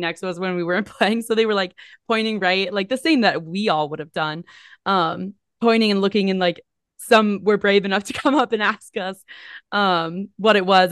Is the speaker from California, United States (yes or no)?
no; New Jersey, United States; I grew up in New Jersey, very close to the beach.